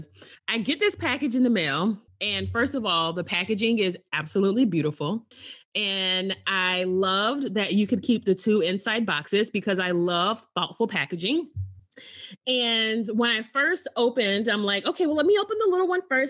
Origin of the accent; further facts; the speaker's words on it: Alabama, United States; I'm originally from Alabama